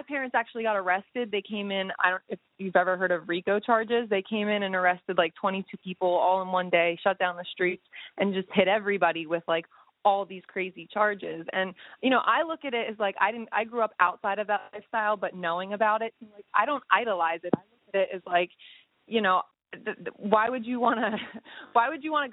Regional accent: Pennsylvania, United States; I grew up out here in Pennsylvania because of everything that had happened with my family.

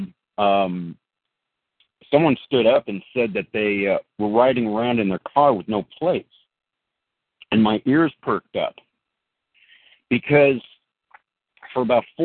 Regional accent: California, United States; I'm a California guy. I was born and raised here in California

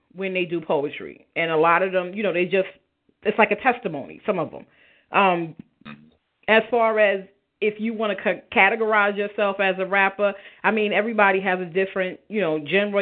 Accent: New York City, New York, United States; I'm from Brownsville, born and raised

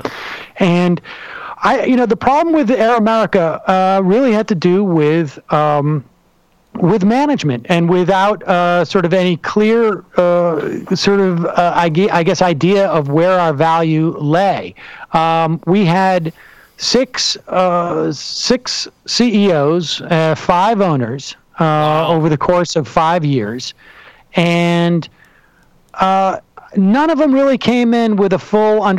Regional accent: Worcester, Massachusetts, United States; also born or lived in New York City, United States; now in New York, United States; I was raised in Worcester, Massachusetts

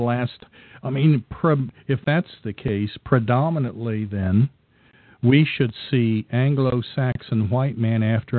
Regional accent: Scotland, United Kingdom; I'm Scottish

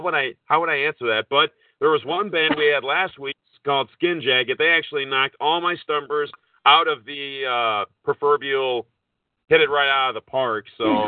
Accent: Minnesota, United States; I'm from Minnesota

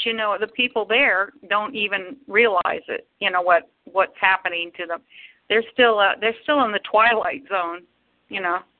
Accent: Logansport, Indiana, United States; born or raised there; moved away

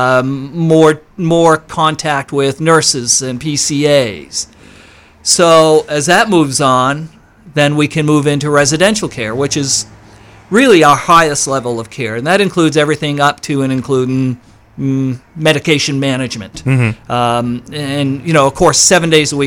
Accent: East Millinocket, Maine, United States; moved away as an adult; also born or lived in Southeastern US; I'm originally from East Millinocket, so I started there years ago

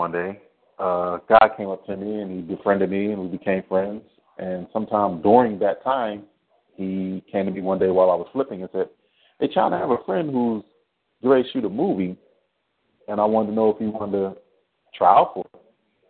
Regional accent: East Coast, United States; also born or lived in Spain / Baltimore / Washington, D.C. / Florida; Well, actually, I was born in Spain. My dad was military, and he moved us to the East Coast. So I lived in Baltimore. I lived in D.C. I lived in Florida, New York.

